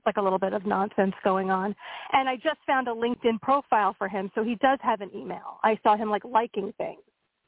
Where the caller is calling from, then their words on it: Pennsylvania, United States; Hey, it's … from Pennsylvania.